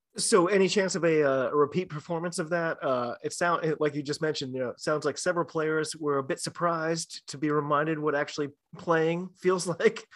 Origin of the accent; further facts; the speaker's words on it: United States; I'm an American rugby fan